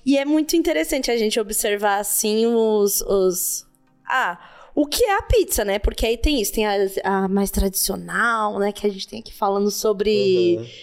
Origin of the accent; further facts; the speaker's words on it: São Paulo, Brazil; eu vim da Zona Leste aqui de São Paulo e tal, Coab